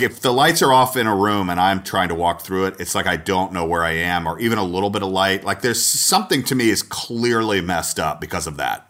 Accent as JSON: {"language": "English", "town": "Atlanta", "region": "Georgia", "country": "United States", "also_born_or_lived": "Texas / Minneapolis", "moved": "as an adult", "said": "I was from Atlanta. I was from the South and school in Texas"}